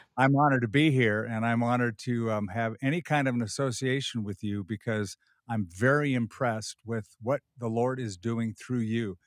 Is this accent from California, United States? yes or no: yes; Southern California, United States; I was raised in Southern California